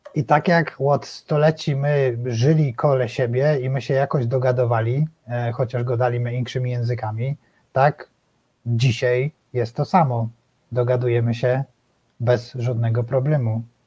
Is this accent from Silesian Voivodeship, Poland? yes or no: yes; Silesian Voivodeship, Poland; my Ślązacy